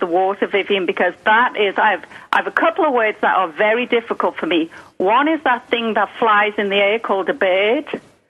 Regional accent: Liverpool, North West England, United Kingdom; accent: cultured Liverpool; now in United States; this here is my cultured Liverpool accent

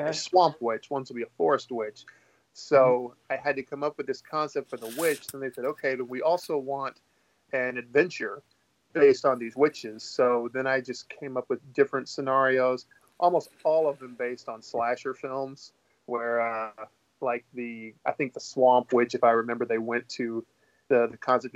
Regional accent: the Bible Belt, the South, United States; now in Clarksville, United States; I grew up in the Bible Belt

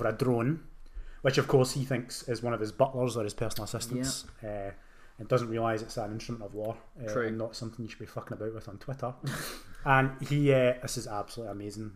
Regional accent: Scotland, United Kingdom; I am Scottish

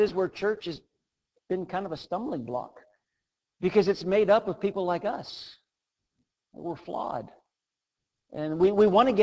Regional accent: Western Pennsylvania, United States; I was born in Western Pennsylvania to a family that loved the Lord

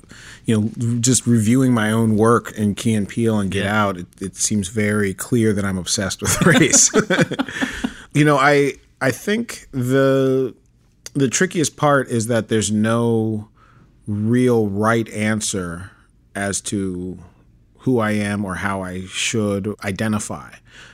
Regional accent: New York City, New York, United States; I was born in Manhattan, Upper West Side.

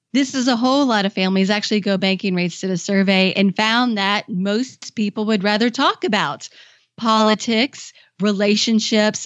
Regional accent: Kentucky, United States; moved away as an adult; also born or lived in Washington, D.C.; I moved back to my home state of Kentucky

